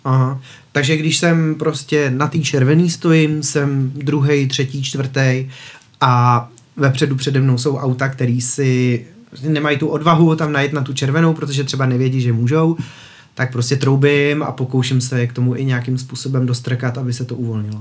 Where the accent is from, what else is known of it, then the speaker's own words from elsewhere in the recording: Czechia; my jako Češi